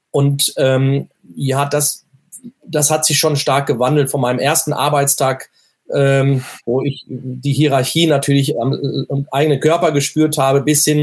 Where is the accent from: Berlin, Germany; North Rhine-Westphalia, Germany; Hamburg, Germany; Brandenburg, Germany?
North Rhine-Westphalia, Germany; mein Naturell, ich bin ja aus, ein Kind des Ruhrgebiets und bin sag mal, stets positiv, halbvolles Glas.